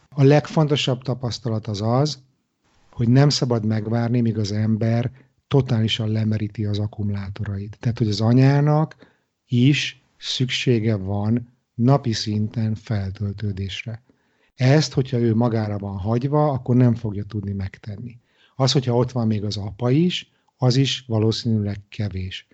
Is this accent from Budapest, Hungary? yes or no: yes; Budapest, Hungary; moved away as an adult; also born or lived in Israel; now in Stockholm, Sweden; Budapestről ide költözve kelet-európai gyerekként